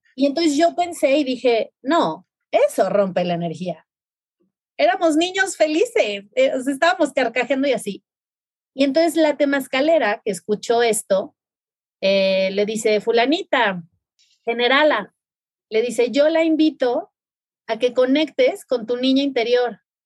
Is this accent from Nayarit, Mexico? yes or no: no; Mazatlán, Sinaloa, Mexico; Yo soy de Mazatlán, Sinaloa